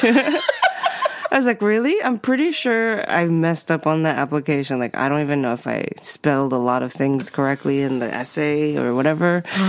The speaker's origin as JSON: {"language": "English", "town": "Los Angeles", "region": "California", "country": "United States", "tie": "born or raised there", "also_born_or_lived": "Japan", "said": "So I grew up in West LA."}